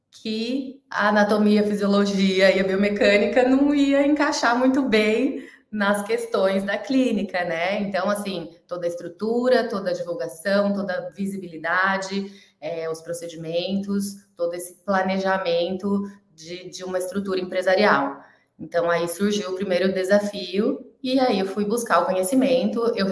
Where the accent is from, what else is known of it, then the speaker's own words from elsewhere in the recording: Mogi das Cruzes, São Paulo, Brazil; sou de Mogi das Cruzes, São Paulo.